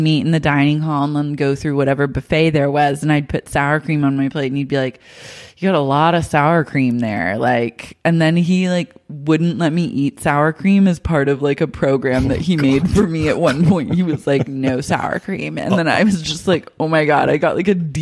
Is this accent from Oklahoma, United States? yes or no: yes; Oklahoma, United States; moved away; I grew up like in Sooner country, so like everyone is obsessed with like football in Oklahoma